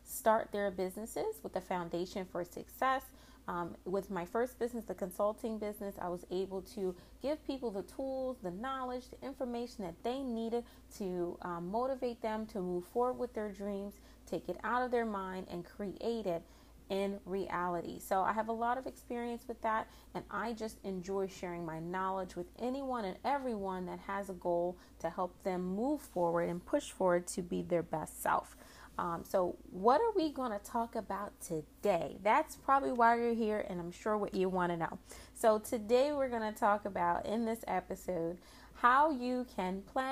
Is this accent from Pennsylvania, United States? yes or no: yes; Philadelphia, Pennsylvania, United States; also born or lived in Boston, Massachusetts; I grew up in the Philadelphia area, more specifically Mount Airy section of the city